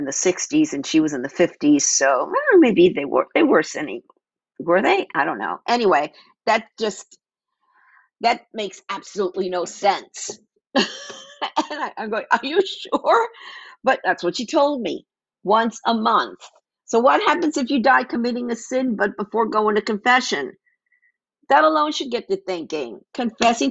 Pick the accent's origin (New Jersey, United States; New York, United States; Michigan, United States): New York, United States; New York City; now in Phoenix, United States; I grew up in New York City.